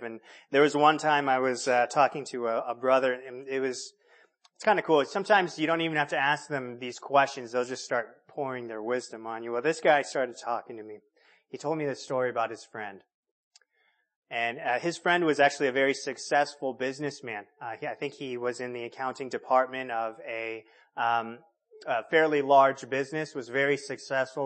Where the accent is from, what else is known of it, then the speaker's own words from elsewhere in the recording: California, United States; moved away; I grew up in California.